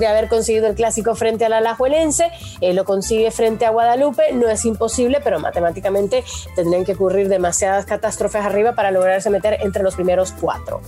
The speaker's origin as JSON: {"language": "Spanish", "country": "Honduras"}